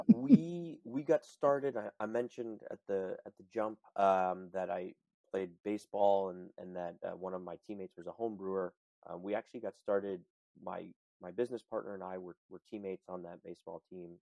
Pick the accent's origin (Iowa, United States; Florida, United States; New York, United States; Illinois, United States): New York, United States; New York City; as a native New Yorker, I was born and raised in in New York City.